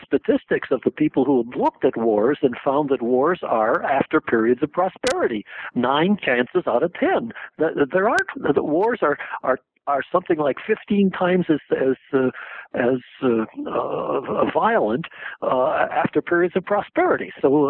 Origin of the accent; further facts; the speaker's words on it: South Korea; now in United States; And so I came over from Korea thinking, I got to find out what these crazy things called wars are for.